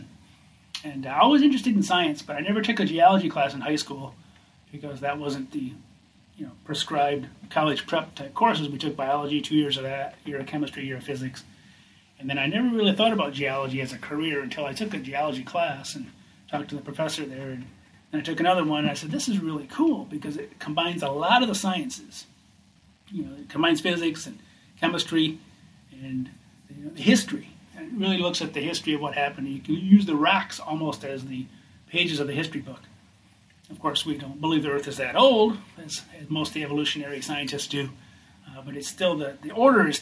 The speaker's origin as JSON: {"language": "English", "region": "Michigan", "country": "United States", "tie": "born or raised there", "also_born_or_lived": "Wyoming", "moved": "as an adult", "said": "I went back to my home state of Michigan"}